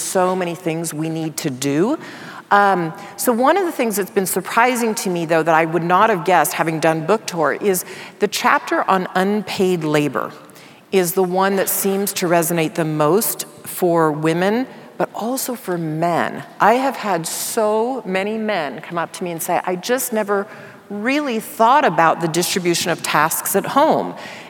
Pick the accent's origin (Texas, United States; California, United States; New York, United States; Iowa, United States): Texas, United States; Dallas; I grew up in Dallas, Texas